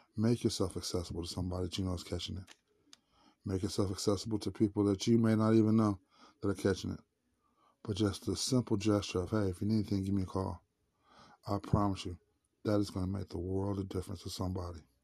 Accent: St. Louis, Missouri, United States; Saint Louis, Missouri, my hometown

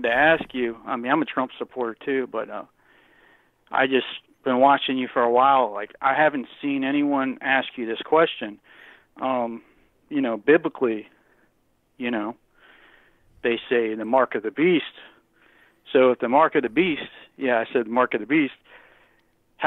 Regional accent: Virginia Beach, Virginia, United States; I'm from Virginia Beach

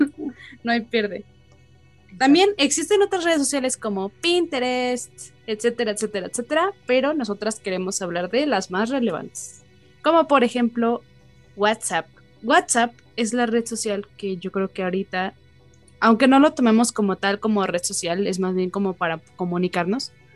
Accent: Mexico; los mexicanos estamos tan acostumbrados

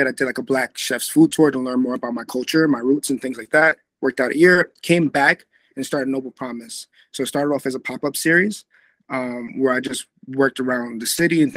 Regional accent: Amityville, New York, United States; I'm from Long Island, New York.

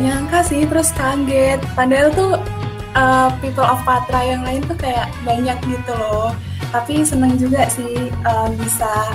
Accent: Salatiga, Central Java, Indonesia; asal aku dari Salatiga

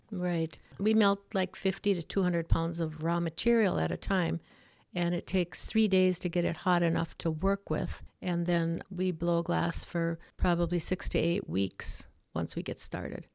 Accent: Ulu, Wisconsin, United States; Ulu is a little town that was originally all of Finnish descent. My grandfather was one that settled there in the early nineteen hundreds, and I was born and raised there

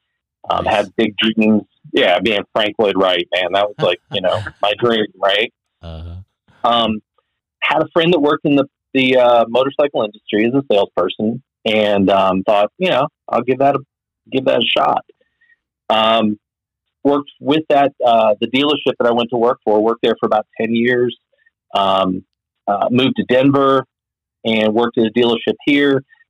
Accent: Cape Town, Western Cape, South Africa; now in United States; I grew up overseas in South Africa, Cape Town, South Africa.

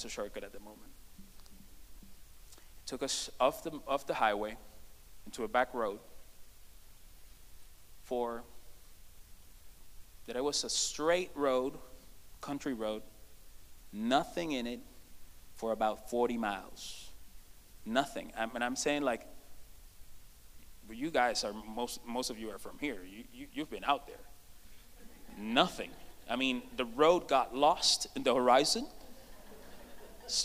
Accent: Puerto Rico; moved away as an adult; now in United States; we come from Puerto Rico. It's an island that is 100 by 35 miles.

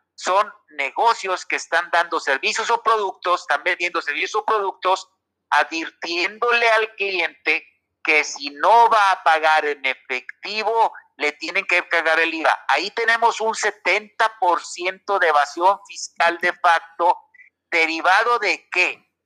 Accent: Mexico; antes de ser sanpetrinos somos mexicanos

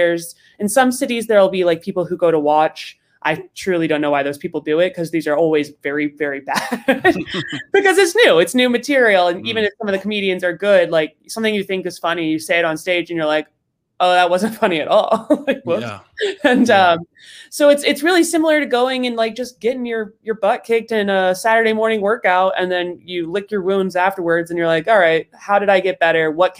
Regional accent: Rhode Island, United States; Rhode Island.

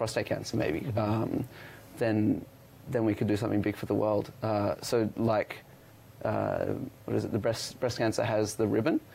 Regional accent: Australia; moved away as an adult; now in Toronto, Canada; I am Australian

